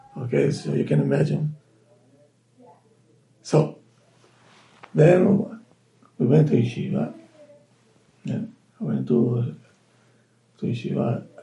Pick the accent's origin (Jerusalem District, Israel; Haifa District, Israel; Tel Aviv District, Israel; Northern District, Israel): Tel Aviv District, Israel; Tel Aviv; moved away; Lived in the midst of the world of the Tumah, the Tel Aviv, two blocks away from the beach.